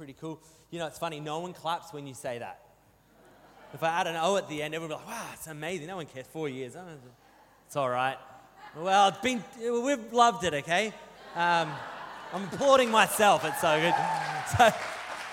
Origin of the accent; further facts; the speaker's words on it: New South Wales, Australia; moved away; I grew up in New South Wales, and I got no problem taking the mick out of Welshmen because I grew up in primary school in New South Wales in the 90s